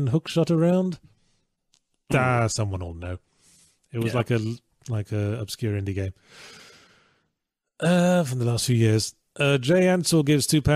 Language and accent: English; England, United Kingdom; That was my experience growing up in England